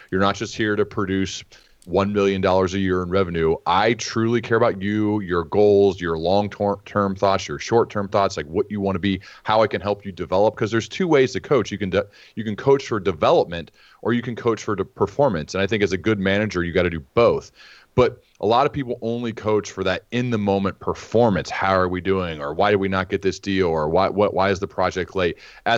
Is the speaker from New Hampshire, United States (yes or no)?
no; Dayton, Ohio, United States; I'm from Dayton, Ohio. That's where they had their bicycle shop, and that's where they started building their flying machine.